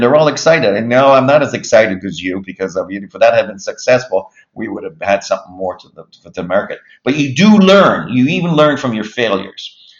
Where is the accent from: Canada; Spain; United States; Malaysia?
Canada; Halifax, Nova Scotia; also born or lived in Moncton, New Brunswick / Montreal, Quebec; I grew up in Halifax, Dartmouth, for all practical purposes